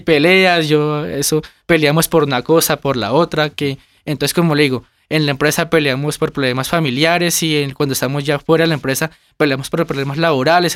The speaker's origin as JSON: {"language": "Spanish", "town": "Gigante", "region": "Huila", "country": "Colombia", "moved": "yes", "lives_now": "Bogotá, Colombia", "said": "Nosotros somos del departamento del Huila, de un municipio que se llama Gigante Huila."}